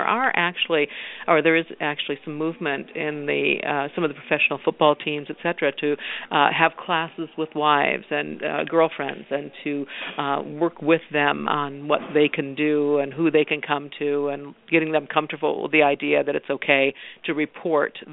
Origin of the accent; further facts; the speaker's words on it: Washington, United States; I'm from Washington State